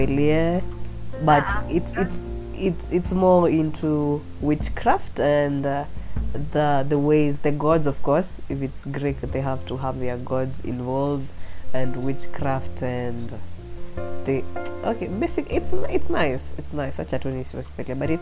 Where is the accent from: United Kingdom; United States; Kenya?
Kenya; I was born in Kenya